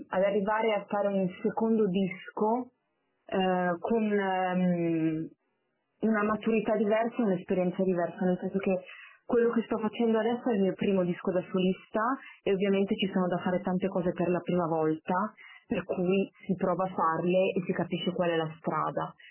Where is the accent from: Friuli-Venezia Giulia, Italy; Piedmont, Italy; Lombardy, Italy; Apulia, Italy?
Lombardy, Italy; Milan; sono di Milano